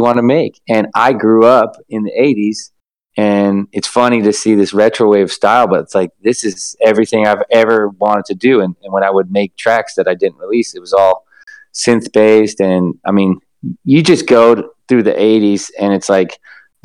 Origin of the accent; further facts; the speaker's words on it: Los Angeles, California, United States; I am from Los Angeles, grew up here